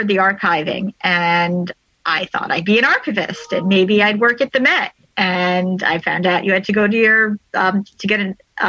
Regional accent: Syosset, New York, United States; in Syosset, which is actually my hometown.

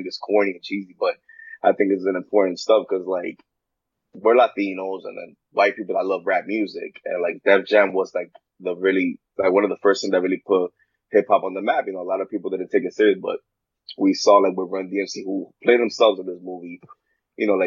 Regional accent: New York, United States; I'm from New York

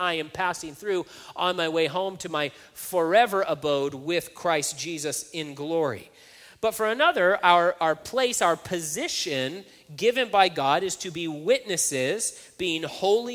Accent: Hanford, California, United States; growing up in Hanford

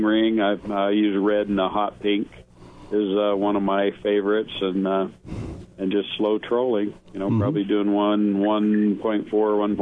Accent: Columbia River, Southwest Washington, United States; now in Colorado, United States; I'm from Southwest Washington, and the Columbia River is where I grew up

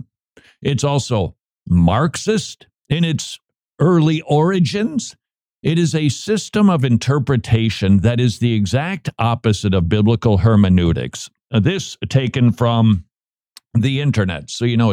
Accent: Minneapolis, Minnesota, United States; I grew up in the Twin Cities of Minneapolis, St. Paul

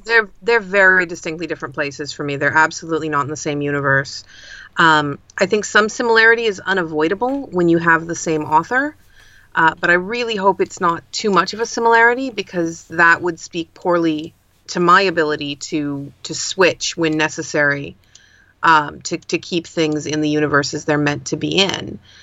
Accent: United States; also born or lived in Pacific Northwest / Berkeley, California; I'm an American urban fantasy author based out of the Pacific Northwest

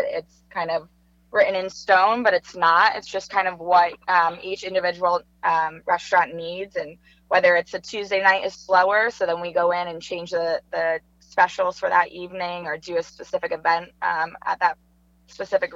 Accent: New Jersey, United States; now in Charlotte, United States; I'm from New Jersey

